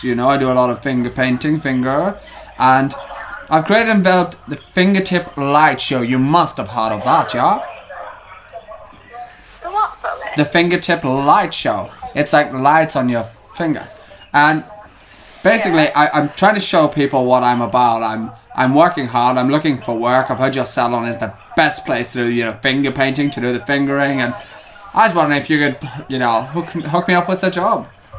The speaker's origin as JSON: {"language": "English", "country": "Germany", "second_language": "English", "moved": "as an adult", "lives_now": "Manchester, United Kingdom", "said": "You know, I'm from Germany. I move over. And I'm very keen to show people in Manchester what I'm all about."}